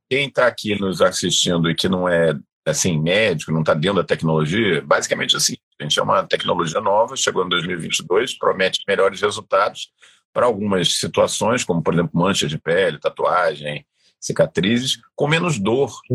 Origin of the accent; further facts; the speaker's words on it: Brazil; como bom brasileiro